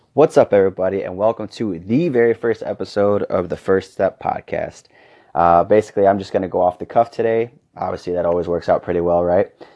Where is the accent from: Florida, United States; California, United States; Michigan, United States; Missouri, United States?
Michigan, United States; Fennville; moved away as an adult; now in Arizona, United States; I was coaching basketball in Fenville, Michigan, uh, my hometown